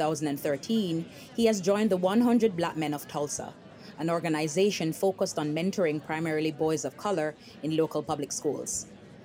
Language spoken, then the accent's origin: English; Jamaica; moved away as an adult; now in United States; I came to the US from Jamaica at 19 to go to college